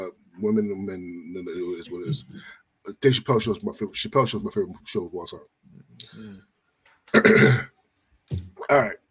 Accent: Philadelphia, Pennsylvania, United States; I'm from Philly

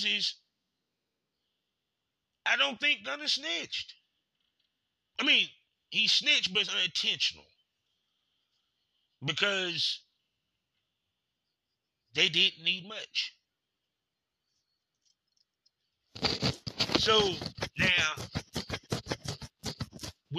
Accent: Durham, North Carolina, United States; I'm just from Durham.

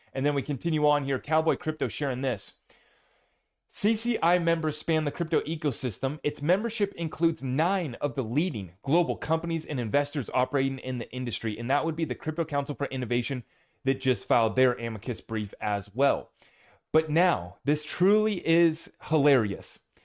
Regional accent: United States; as an American

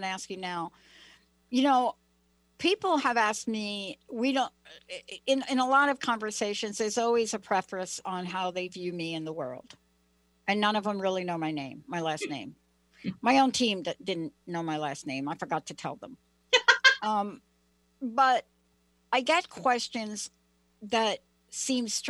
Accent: East Coast, New England, United States; moved away; I'm from the East Coast

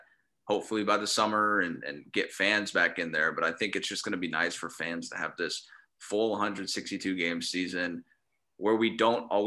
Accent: San Diego, California, United States; I grew up in San Diego

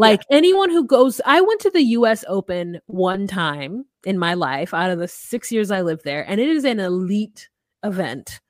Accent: United States; as an American

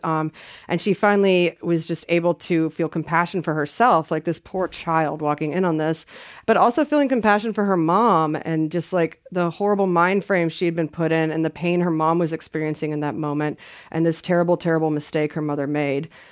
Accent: the South, United States; I'm from the South

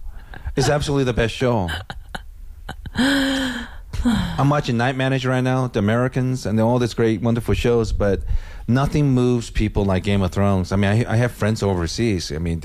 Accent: India; don't listen to my podcast, even though I'm Indian.

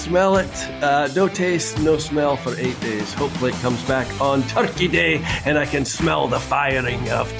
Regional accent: Scotland, United Kingdom; I'm the Scotsman

